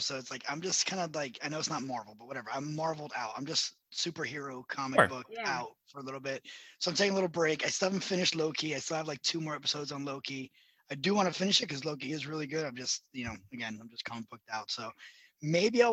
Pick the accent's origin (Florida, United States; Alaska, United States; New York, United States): Florida, United States; Miami; I live in Miami. I'm from Miami